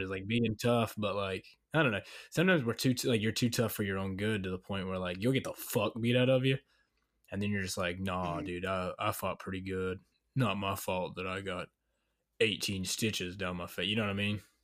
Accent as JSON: {"language": "English", "region": "Virginia", "country": "United States", "tie": "born or raised there", "moved": "yes", "lives_now": "Florida, United States", "said": "growing up in Virginia"}